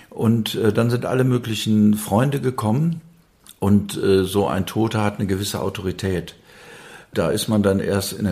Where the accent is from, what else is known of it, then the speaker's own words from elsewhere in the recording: Wuppertal, North Rhine-Westphalia, Germany; Westfalen an der Grenze zum Rheinland, wo ich herkomme, da ist das praktisch von Dorf zu Dorf ist das mhm. verschieden. Bin aufgewachsen in Wuppertal